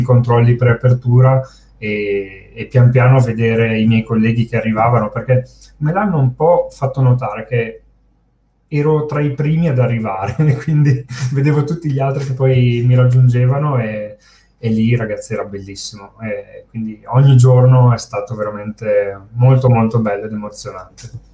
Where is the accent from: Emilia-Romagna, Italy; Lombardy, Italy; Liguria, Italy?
Lombardy, Italy; Brescia; io sono di Brescia